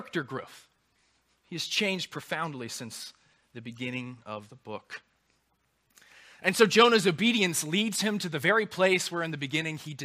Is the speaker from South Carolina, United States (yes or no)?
yes; Charleston, South Carolina, United States; also born or lived in Anderson; I grew up in Charleston